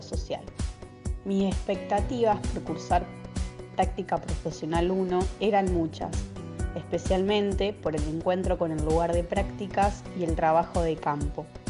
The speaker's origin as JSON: {"language": "Spanish", "town": "Chovet", "region": "Santa Fe", "country": "Argentina", "said": "soy de Choet, un pueblo ubicado al sur de Santa Fe"}